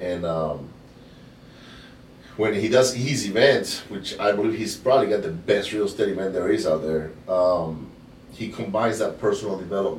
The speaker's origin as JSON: {"language": "English", "country": "Venezuela", "tie": "born or raised there", "said": "Oh, yeah. Yeah, it happens. I grew up in Venezuela."}